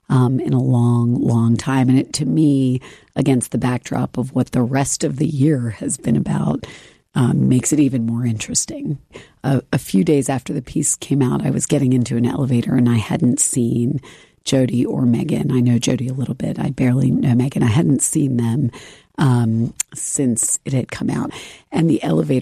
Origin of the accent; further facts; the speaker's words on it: Richmond, Virginia, United States; I grew up in Richmond, Virginia, which was this great place to grow up